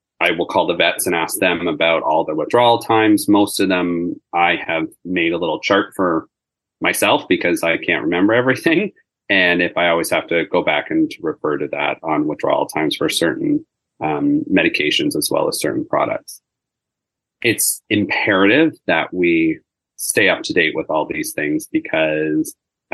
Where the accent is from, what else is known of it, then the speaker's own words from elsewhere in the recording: Markham, Ontario, Canada; I grew up in Markham